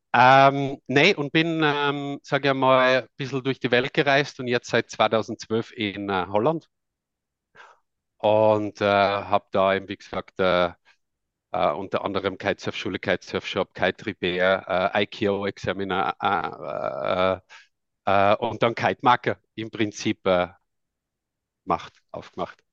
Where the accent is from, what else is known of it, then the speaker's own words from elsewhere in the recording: Tamsweg, Salzburg, Austria; accent: Austrian; now in Netherlands; ich komme ursprünglich aus Österreich, aus dem Lungau, aus Tamsweg